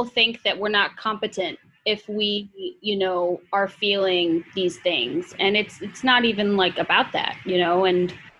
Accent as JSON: {"language": "English", "region": "Midwest", "country": "United States", "tie": "born or raised there", "lives_now": "New York City, United States", "said": "And, you know, growing up in the Midwest, you know, I never knew anybody who, you know, was Muslim."}